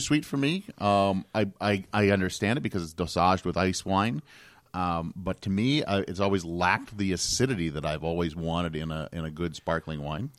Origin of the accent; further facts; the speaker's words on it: Canada; And I'm from Canada.